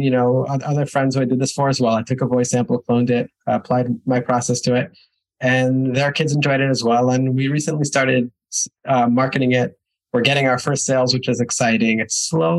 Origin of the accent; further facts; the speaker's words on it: New York, United States; moved away as an adult; also born or lived in Israel; now in Budapest, Hungary; I am originally from New York. At 18 years old, I moved to Israel, spent a little over a decade there